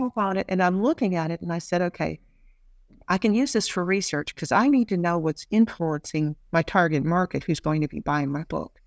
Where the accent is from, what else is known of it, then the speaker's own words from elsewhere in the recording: United States; moved away as an adult; now in Australia; As an American who's, I have permanent residency here, but I never, I am not an Australian citizen